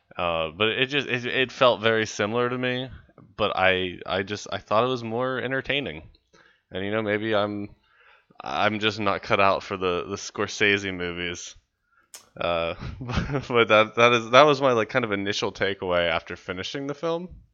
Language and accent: English; West Virginia, United States; I'm from West Virginia.